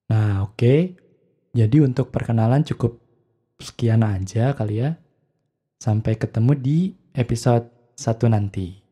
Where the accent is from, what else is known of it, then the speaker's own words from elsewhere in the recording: Bandung, West Java, Indonesia; maaf ya saya kebetulan saya orang Bandung jadi mungkin akan pakai beberapa istilah dalam bahasa Sunda gitu karena kebiasaan gitu ya